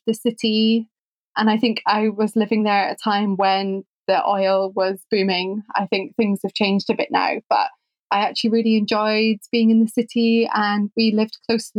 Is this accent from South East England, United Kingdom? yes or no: no; Edinburgh, Scotland, United Kingdom; moved away as an adult; also born or lived in Aberdeen / Oxford; now in London, United Kingdom; I am originally from Edinburgh. I was born and brought up there and lived there until about the age of 18.